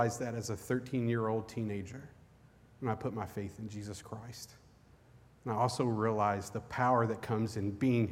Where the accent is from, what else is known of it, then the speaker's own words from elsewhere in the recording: Eastern Kentucky, United States; I grew up in Eastern Kentucky.